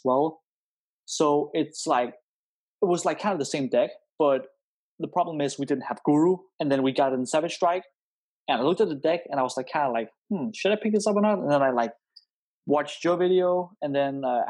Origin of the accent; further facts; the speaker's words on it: Denmark; I'm from Denmark